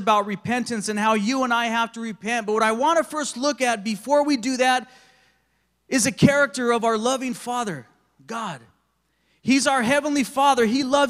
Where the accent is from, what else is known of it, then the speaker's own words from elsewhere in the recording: Big Bear, California, United States; I did some growing up in Big Bear, California, in the local mountains there in San Bernardino County